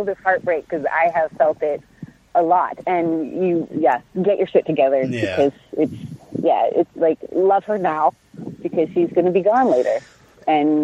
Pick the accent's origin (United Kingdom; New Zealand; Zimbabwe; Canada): Canada; as a Canadian actor